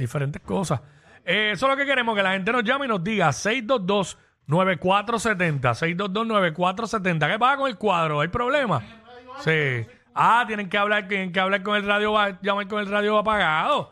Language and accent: Spanish; Puerto Rico; nosotros somos orgullosos de ser puertorriqueños